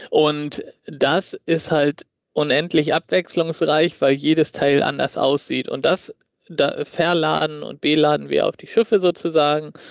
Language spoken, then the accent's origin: German; Hamburg, Germany; Also ich bin gebürtiger Hamburger und habe die ersten Jahre mit Blick auf den Hamburger Hafen gewohnt mit meinen Eltern